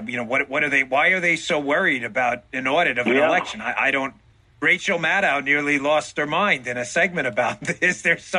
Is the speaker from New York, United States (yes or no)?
yes; New York, United States; I grew up in New York.